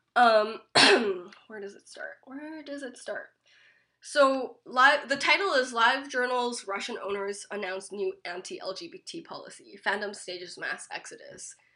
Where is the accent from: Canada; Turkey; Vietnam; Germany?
Canada; Richmond, British Columbia; I grew up in Richmond